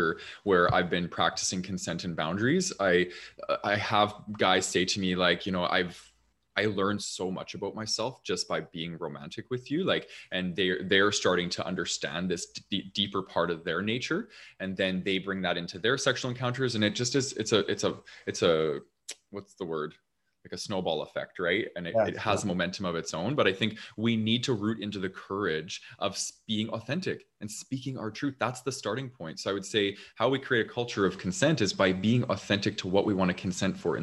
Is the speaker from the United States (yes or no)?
no; Canada; accent: Canadian; I have a very Canadian accent, apparently.